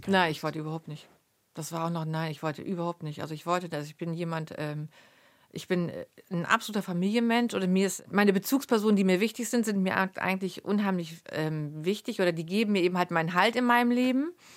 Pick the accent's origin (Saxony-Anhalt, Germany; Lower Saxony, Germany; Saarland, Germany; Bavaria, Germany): Lower Saxony, Germany; near Lemförde; in Lemförde war das, also vier Kilometer von meinem, von meinem Heimatort entfernt